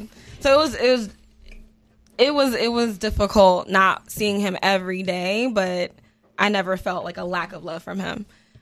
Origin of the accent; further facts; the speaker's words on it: Ardmore, Pennsylvania, United States; So when people ask me where I'm from, like, it's always a complicated answer. It's like, I'm from the East Coast. But I spent most of my time in Pennsylvania, like Ardmore area, West Philly specifically.